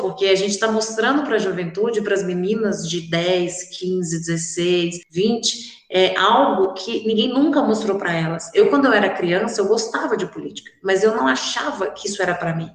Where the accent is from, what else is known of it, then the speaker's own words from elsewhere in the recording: Divinópolis, Minas Gerais, Brazil; eu sou nascida e criada aqui em Divinópolis